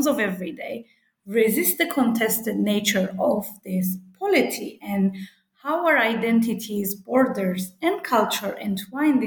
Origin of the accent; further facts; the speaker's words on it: Cyprus; I'm from Cyprus, and my research site is North Cyprus